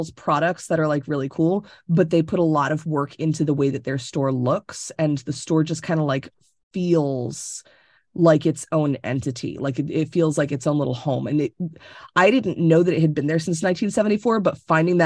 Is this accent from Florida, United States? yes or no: yes; Tampa, Florida, United States; moved away as an adult; now in Connecticut, United States; I was born and raised in Tampa.